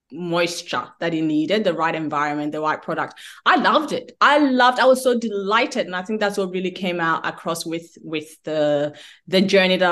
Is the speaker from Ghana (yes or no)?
yes; Ghana; now in Melbourne, Australia; I'm from Africa, I'm from Ghana